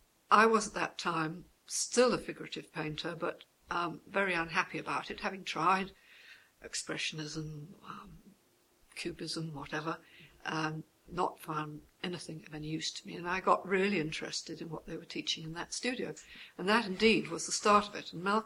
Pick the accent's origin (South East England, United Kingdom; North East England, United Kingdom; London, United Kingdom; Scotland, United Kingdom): London, United Kingdom; born there; also born or lived in Morocco; I was born in London. That's not to say that I spent much time there, because I lived in Morocco for 6 years